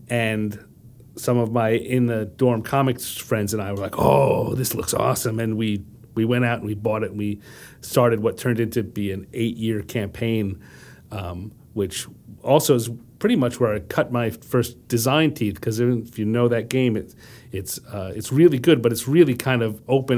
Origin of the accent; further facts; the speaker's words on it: Wantagh, New York, United States; also born or lived in Brooklyn, New York; very, very early moved to Long Island